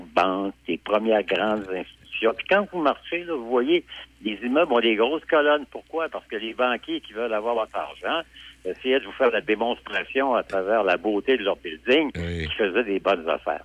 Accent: Neuville, Quebec, Canada; j'ai grandi à Neuville, l'école au petit séminaire de Québec

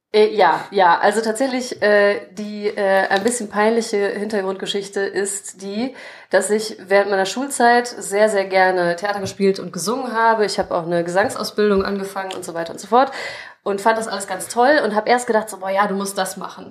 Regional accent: Krefeld, North Rhine-Westphalia, Germany; geboren in Krefeld, aufgewachsen in Krefeld

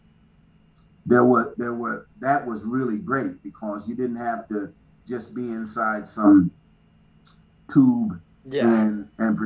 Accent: Kansas City, Kansas, United States; moved away; also born or lived in Missouri; I grew up in Kansas City, Kansas, and Missouri, but mainly Kansas City, Kansas

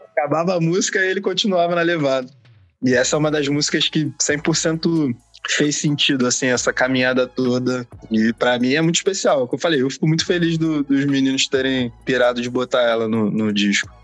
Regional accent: Rio de Janeiro, Brazil; a gente é do Rio, a galera acha que a gente é da Bahia, mas a gente é do Rio

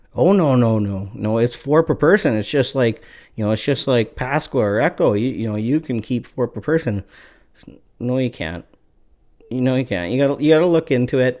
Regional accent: Canada; I'm from Canada

